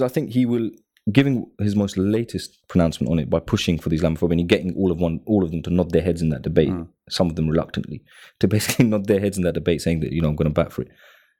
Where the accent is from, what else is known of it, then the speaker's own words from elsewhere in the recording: United Kingdom; I mean, as British Pakistanis, you know, the report came out 3 weeks with the lowest paid when it comes to earnings. We suffer a lot of discrimination in the jobs market, but British, Bangladeshi, and Pakistani.